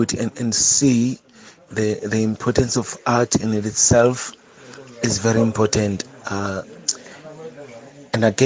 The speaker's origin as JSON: {"language": "English", "town": "Cape Town", "region": "Western Cape", "country": "South Africa", "said": "I'm from Khayelitsha"}